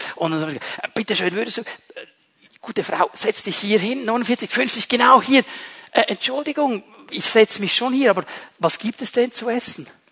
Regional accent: Switzerland; bei uns in der Schweiz

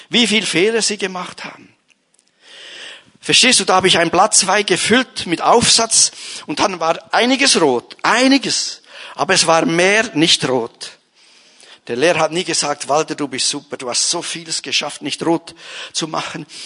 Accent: Bern, Switzerland; Ich schaffe es nie, ich bin ein Berner.

